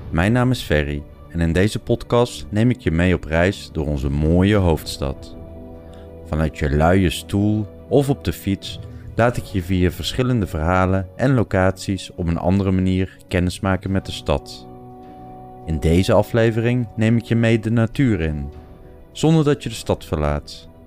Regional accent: Amsterdam, North Holland, Netherlands; Ik ben eh, geboren en getogen in Amsterdam.

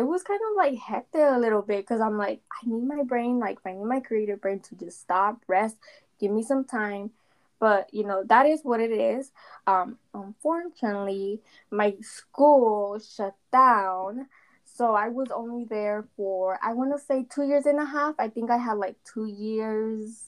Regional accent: Phoenix, Arizona, United States; I was born and raised in Phoenix, Arizona

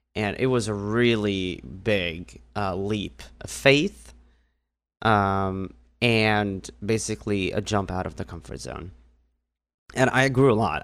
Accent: Northern District, Israel; moved away; I grew up in a small village in the north part of Israel

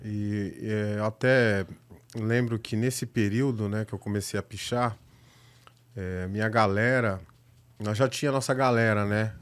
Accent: Itapevi, São Paulo, Brazil; also born or lived in Barueri; eu nasci na, no centro, mas cresci na periferia da Zona Oeste de São Paulo

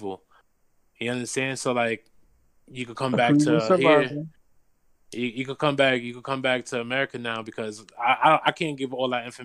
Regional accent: New York City, New York, United States; Growing up in New York City

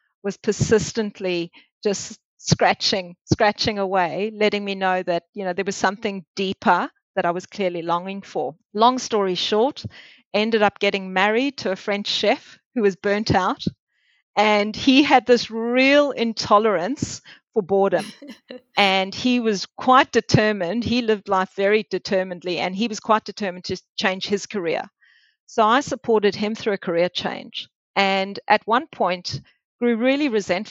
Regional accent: South Africa; moved away as an adult; also born or lived in Melbourne, Australia / Geelong, Australia; now in Australia; I grew up in Africa, in South Africa

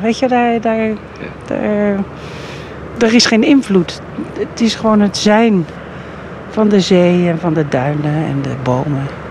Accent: Hoek van Holland, South Holland, Netherlands; also born or lived in The Hague; Ik ben in uh, Hoek van Holland opgegroeid. In Den Haag geboren weliswaar

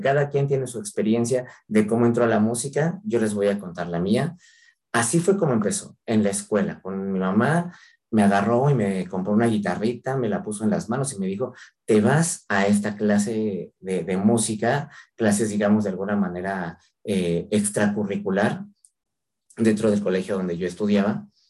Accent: Mexico

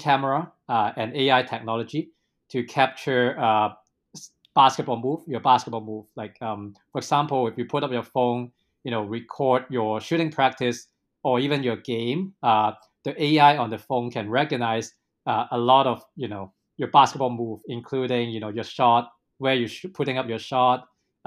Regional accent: Hong Kong; moved away as an adult; also born or lived in British Columbia, Canada / Seattle / Silicon Valley; I really born and raised in Hong Kong. You know, indeed, I live in Hong Kong for more than 20 years before going abroad

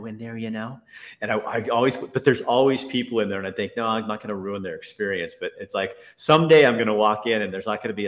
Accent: Oregon, United States; moved away as an adult; also born or lived in Eugene, Oregon; now in Helena, United States; I was a native Oregonian

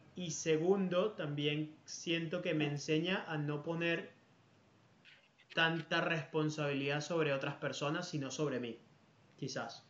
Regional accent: Venezuela; now in Spain; yo como, venezolano

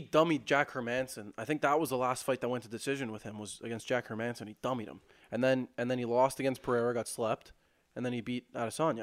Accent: Canada; we're fired up that it's on home soil

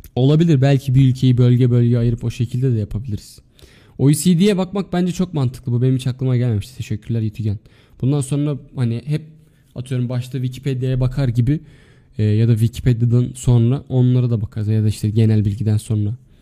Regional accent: Adana, Turkey

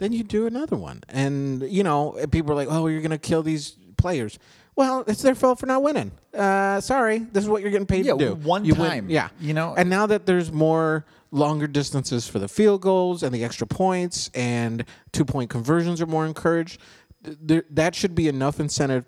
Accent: Denver, Colorado, United States; moved away as an adult; also born or lived in Chicago; I grew up in Denver during that time period, we had no hockey team

